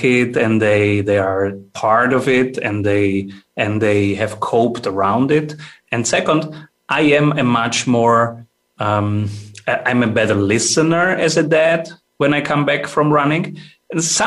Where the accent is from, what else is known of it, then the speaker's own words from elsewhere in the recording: Italy; now in Austria; I am from Italy, and I moved to Austria